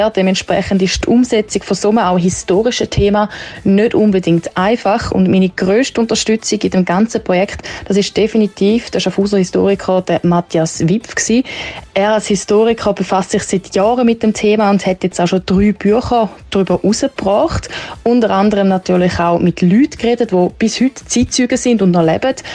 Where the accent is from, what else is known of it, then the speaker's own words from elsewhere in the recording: Italy; Pizza, Pasta als Italienerin auch mega schwierig, aber Pizza.